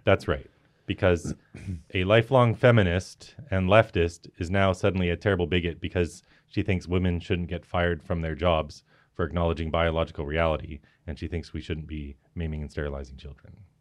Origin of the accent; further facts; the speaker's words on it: Canada; I'm Canadian